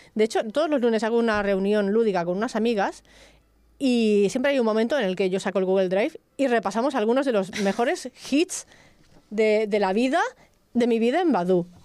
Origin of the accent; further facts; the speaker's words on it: El Prat de Llobregat, Catalonia, Spain; Eres del Prat, ¿no? Yo también